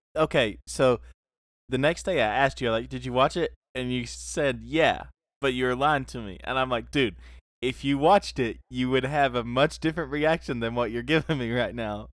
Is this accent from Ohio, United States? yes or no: no; South Carolina, United States; also born or lived in Soddy-Daisy, Tennessee; now in Knoxville, United States; I was born in South Carolina